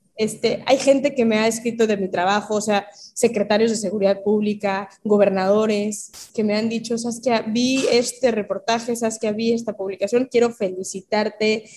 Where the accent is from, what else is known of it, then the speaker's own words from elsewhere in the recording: Mexico; siendo una niña mexicana